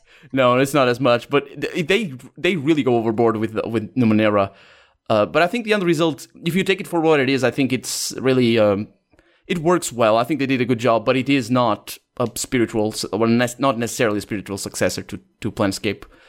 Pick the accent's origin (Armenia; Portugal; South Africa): Portugal; English is a second language; I was born in Portugal. I live in Portugal. Never left the country, basically.